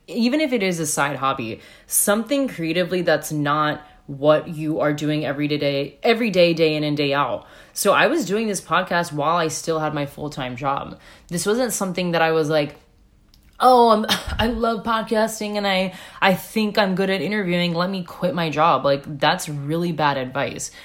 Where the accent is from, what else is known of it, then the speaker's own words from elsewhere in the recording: United States; moved away; I'm American.